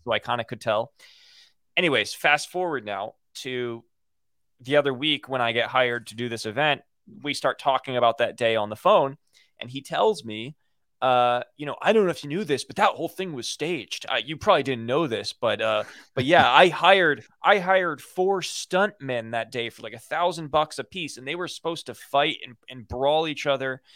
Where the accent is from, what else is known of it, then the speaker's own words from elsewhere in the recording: Los Angeles, California, United States; growing up in Hollywood.